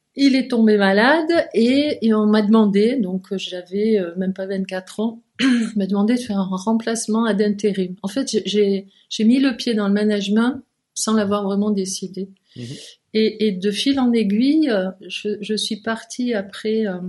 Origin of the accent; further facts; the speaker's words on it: Provence-Alpes-Côte d'Azur, France; moved away as an adult; also born or lived in Lyon, France; now in Geneva, Switzerland; j'étais du Midi, j'étais de la Provence